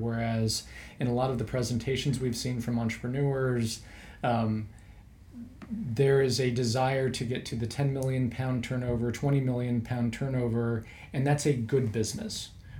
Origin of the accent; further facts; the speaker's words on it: American Midwest, United States; I grew up in the American Midwest. So culturally very similar, large agriculture presence.